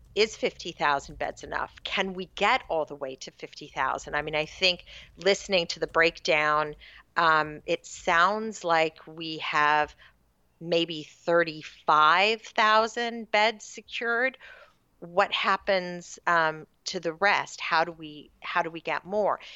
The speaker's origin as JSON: {"language": "English", "town": "Sacramento", "region": "California", "country": "United States", "tie": "born or raised there", "said": "I grew up, uh, out in what was then a very rural part of Sacramento County"}